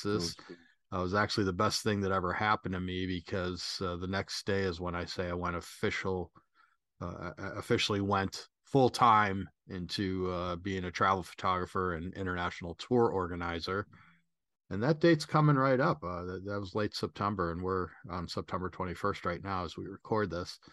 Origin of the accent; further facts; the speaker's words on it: Chicago, Illinois, United States; moved away; also born or lived in Mexico City / Southern California; I'm, uh, originally from Chicago